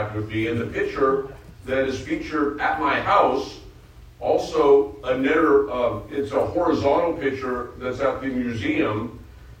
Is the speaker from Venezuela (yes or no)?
no; outside of the Bay Area, California, United States; I grew up in the outside of the Bay Area as an Oakland A's fan